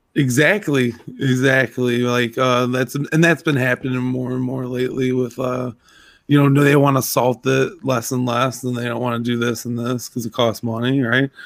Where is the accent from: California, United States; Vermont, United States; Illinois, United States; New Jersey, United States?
Illinois, United States; Zion; where I grew up in Zion